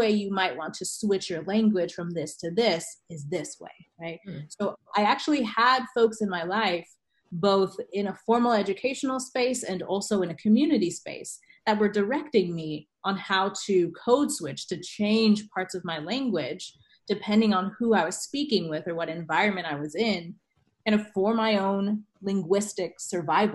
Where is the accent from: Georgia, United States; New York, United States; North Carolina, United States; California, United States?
California, United States; Northern; accent: AAVE; I grew up in Northern California